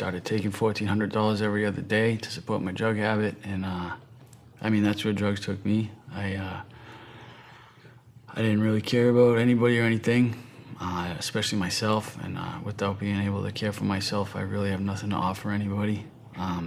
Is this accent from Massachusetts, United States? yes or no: yes; right outside of Boston, Massachusetts, United States; I'm from the East Coast, from Massachusetts, right outside of Boston.